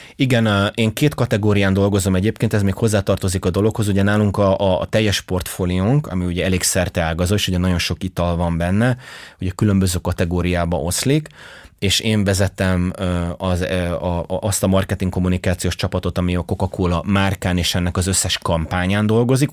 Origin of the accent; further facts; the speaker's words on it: Hungary; én magyar vagyok